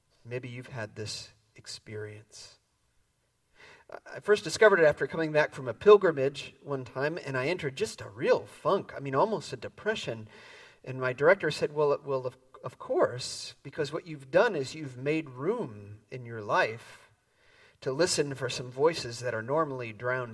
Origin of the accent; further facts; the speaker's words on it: Midwest, United States; moved away as an adult; now in San Francisco Bay Area, United States; I grew up in the Midwest